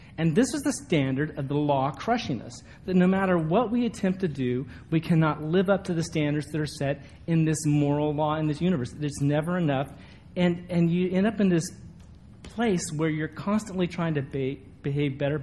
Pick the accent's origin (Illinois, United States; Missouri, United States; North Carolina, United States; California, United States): California, United States; a little town in Northern; moved away; this little town that I grew up